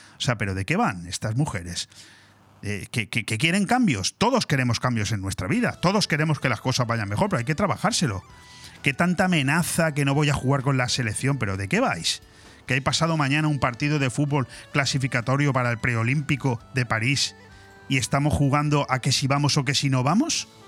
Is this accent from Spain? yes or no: yes; Spain; la lengua oficial de nuestro país